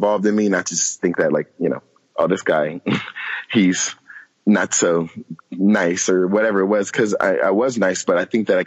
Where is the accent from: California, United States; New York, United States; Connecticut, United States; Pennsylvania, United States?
California, United States; San Diego; moved away; I'm from San Diego